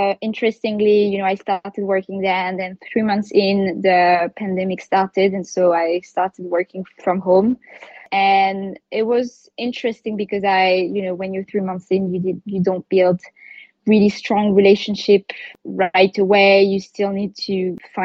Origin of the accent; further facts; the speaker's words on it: Paris, Île-de-France, France; moved away as an adult; also born or lived in London, United Kingdom; now in United Kingdom; I was born and raised in Paris. I left Paris when I was 19 years old to do my studies in the UK.